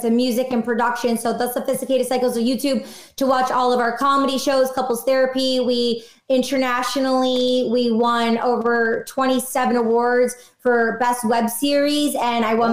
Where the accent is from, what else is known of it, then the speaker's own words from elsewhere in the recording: Detroit, Michigan, United States; I'm from Detroit